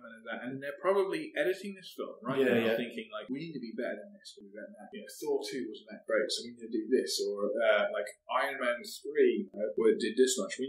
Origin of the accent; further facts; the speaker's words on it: United Kingdom; being British.